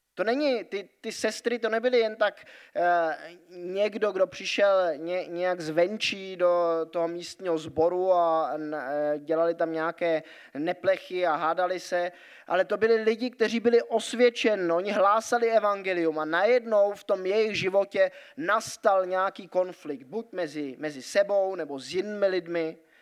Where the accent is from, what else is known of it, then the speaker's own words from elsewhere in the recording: Grindelwald, Bern, Switzerland; moved away; Vyrůstal jsem ve Švýcarsku a tam jsou takové eh, trošku možná někdy averze vůči německým turistům, hlavně v té vesnici, kde já jsem vyrůstal, eh, v Grindwaldu pod horou eh, Eiger